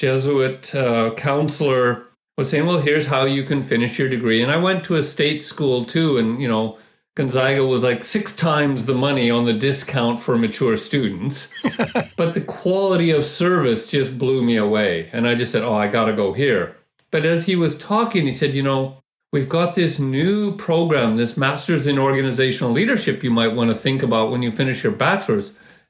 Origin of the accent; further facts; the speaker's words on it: Vancouver, British Columbia, Canada; No, Vancouver. And we drive to Seattle for concerts, yeah.